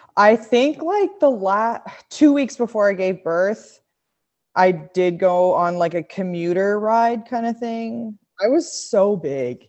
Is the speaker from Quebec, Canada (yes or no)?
yes; Montreal, Quebec, Canada; moved away as an adult; also born or lived in Australia; now in Bentonville, United States; that's where I'm from, Montreal, Quebec, Canada